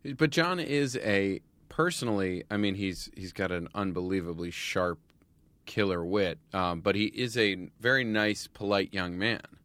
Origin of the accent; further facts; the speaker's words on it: United States; I grew up outside of New York City